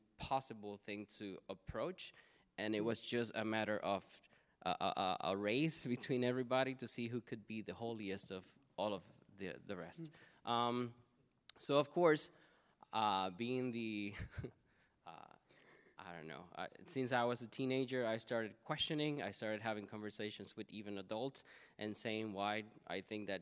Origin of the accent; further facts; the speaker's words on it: Puerto Rico; I am Puerto Riqueño, which means that I come from Puerto Rico